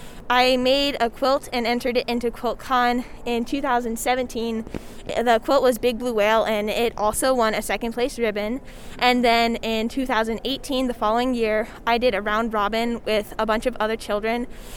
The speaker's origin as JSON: {"language": "English", "town": "Amherst", "region": "Virginia", "country": "United States", "said": "I am from Amherst, Virginia, and I have a bunch of great friends."}